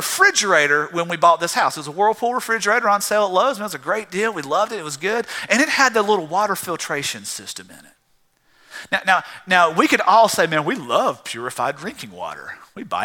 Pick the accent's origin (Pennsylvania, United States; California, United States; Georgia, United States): Georgia, United States; South; I grew up in South Georgia drinking out of a garden hose